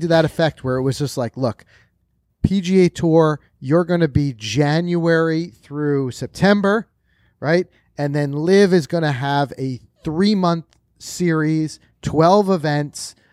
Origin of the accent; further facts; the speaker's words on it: New York, United States; us New Yorkers.